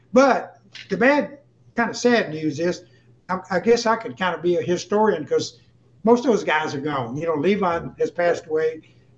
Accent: Greenville, Mississippi, United States; moved away as an adult; also born or lived in Helena, Arkansas; I'm from Greenville, Mississippi. I'm from the Mississippi Delta.

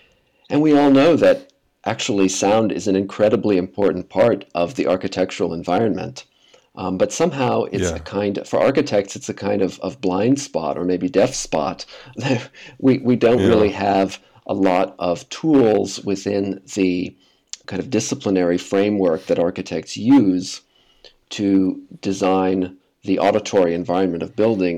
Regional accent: Midwest, United States; I grew up in the Midwest near Cincinnati.

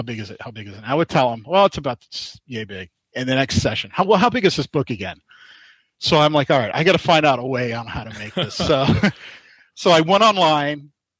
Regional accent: Florida, United States; I come from Florida. I live in Florida. So to fly up to Indy was kind of a pain

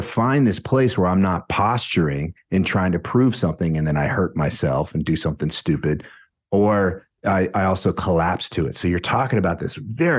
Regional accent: Florida, United States; I grew up in Florida.

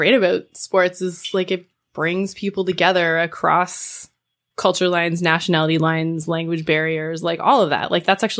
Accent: Canada; especially as a Canadian

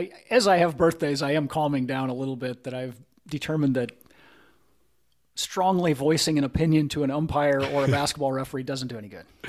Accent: Primghar, Iowa, United States; my hometown of Primgar, Iowa

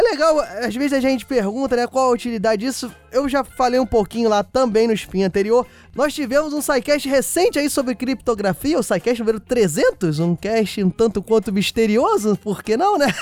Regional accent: Rio de Janeiro, Brazil; accent: carioca; falar com o meu sotaque carioca

